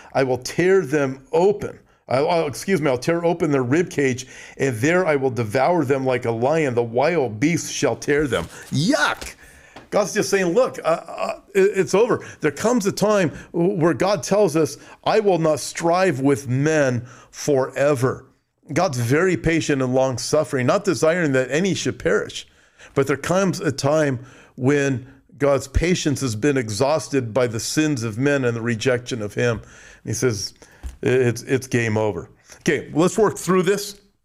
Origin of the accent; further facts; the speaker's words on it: United States; I'm from America.